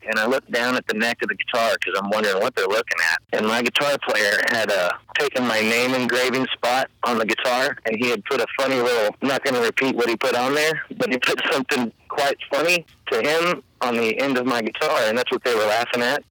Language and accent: English; Ozark Mountains, Missouri, United States; I come from the Ozark Mountains uh, in Missouri. You know, I'm related to Jesse James, and a lot of his family is still around the same parts that I grew up in the Ozark Mountains.